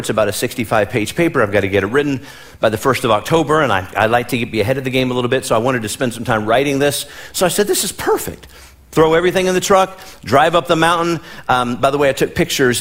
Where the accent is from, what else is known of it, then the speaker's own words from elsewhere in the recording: Midwest, United States; moved away; where I come from, born and raised in the Midwest, there were snow days.